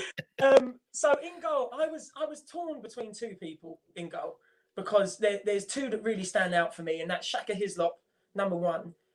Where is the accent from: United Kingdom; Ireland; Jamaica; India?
Ireland; I'm Irish